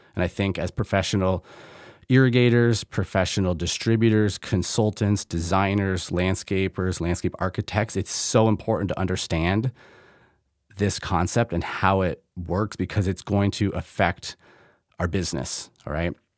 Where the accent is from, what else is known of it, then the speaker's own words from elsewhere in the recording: Middlebury, Vermont, United States; now in Michigan, United States; I grew up in Middlebury, Vermont